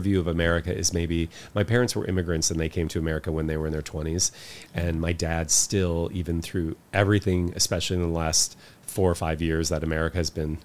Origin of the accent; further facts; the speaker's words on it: United States; being American and being Western